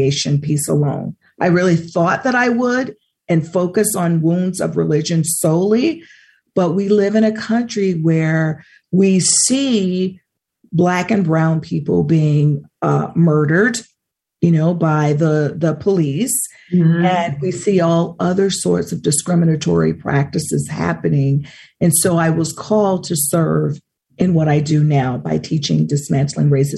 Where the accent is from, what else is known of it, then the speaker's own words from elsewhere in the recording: near Oxford, Mississippi, United States; I was 15 minutes away from where James Meredith actually integrated the University of Mississippi.